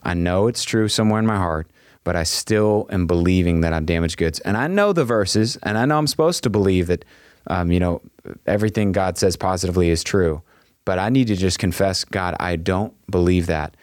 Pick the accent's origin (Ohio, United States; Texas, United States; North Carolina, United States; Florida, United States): Texas, United States; I am a Texan